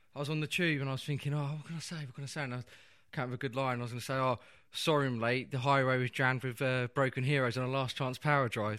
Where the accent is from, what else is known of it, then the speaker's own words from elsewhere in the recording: Peterborough, East of England, United Kingdom; growing up in Peterborough, there's a lot of Italians there